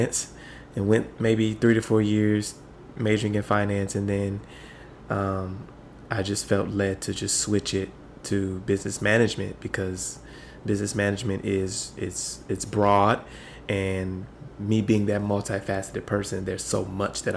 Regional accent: Michigan, United States; I hail all the way from the great state of Michigan

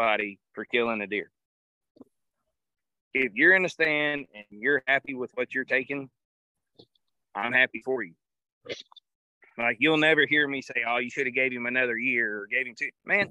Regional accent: hometown of Chipper Jones, Florida, United States; my hometown's where Chipper Jones is born and raised

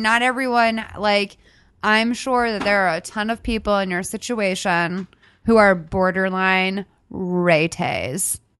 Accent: Boston, Massachusetts, United States; I'm from Boston.

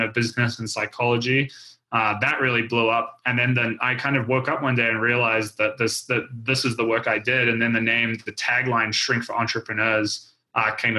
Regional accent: New Zealand; I grew up skiing in New Zealand

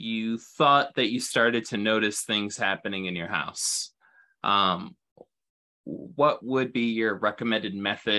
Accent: Toledo, Ohio, United States; I'm from Toledo, like, Ohio.

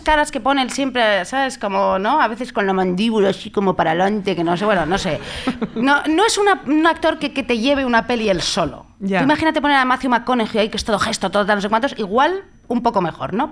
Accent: Madrid, Community of Madrid, Spain; yo soy de Madrid

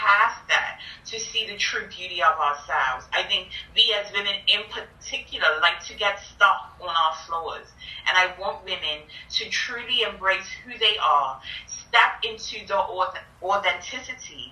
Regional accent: Bermuda; I grew up in Bermuda, and people have nicknames there

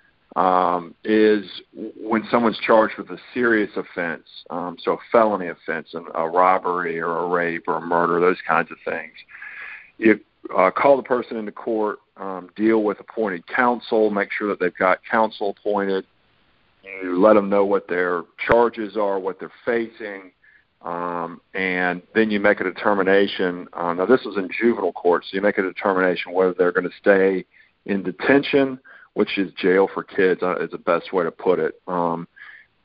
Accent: Charlotte, North Carolina, United States; also born or lived in Virginia / Fayetteville; I'm one of the few people that's a native Charlottean. I grew up in Charlotte, born here, grew up here

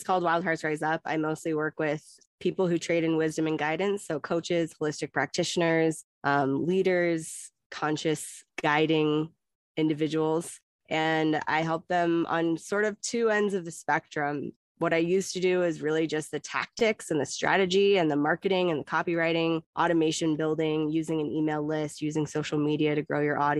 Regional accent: Oregon, United States; moved away as an adult; also born or lived in California; I was born in California, grew up in Oregon, and I've been nomadic for most of the last 14 years

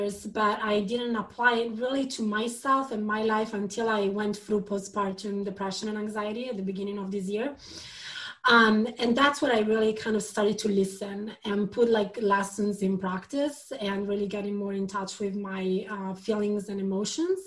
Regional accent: Milan, Lombardy, Italy; English is a second language; moved away as an adult; also born or lived in London; I was born in Milan

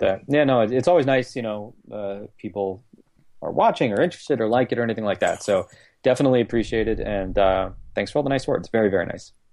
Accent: East Coast, United States; moved away as an adult; now in San Diego, United States; growing up on the East Coast

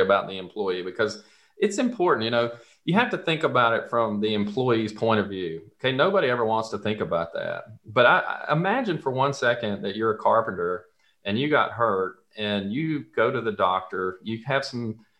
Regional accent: the South, United States; accent: Southern; If you can't tell from my accent, this all started in the South.

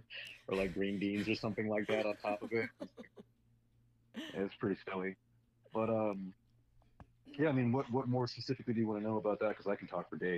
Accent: Phoenix, Arizona, United States; moved away as an adult; now in Portland, United States; Was born and raised in Phoenix, Arizona. I lived there for 21 years before I left for the Army

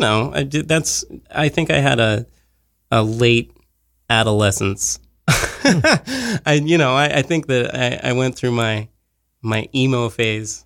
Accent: Monongahela, Pennsylvania, United States; now in New York, United States; I'm from Monongahela. Pittsburgh's like an hour away

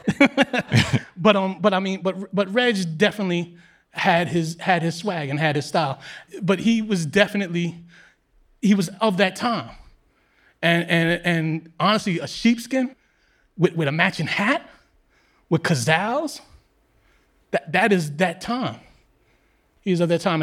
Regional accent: New York City, New York, United States; I grew up in New York City at a similar time, but I grew up in Queens

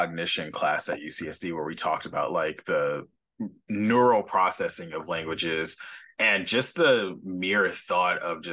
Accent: California, United States; I'm from California

